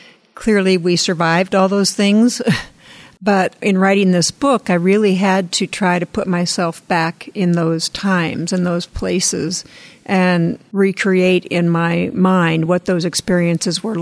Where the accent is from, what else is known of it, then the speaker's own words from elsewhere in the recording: Midwest, United States; moved away; I grew up in the Midwest and the plains